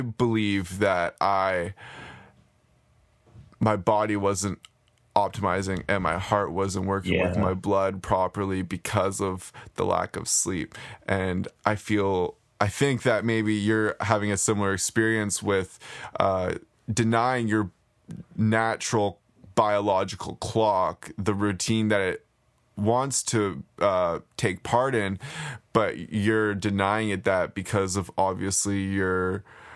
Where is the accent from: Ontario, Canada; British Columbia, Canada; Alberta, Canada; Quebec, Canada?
British Columbia, Canada; Nanaimo; moved away as an adult; now in Vancouver, Canada; a good friend who I grew up in Nanaimo with.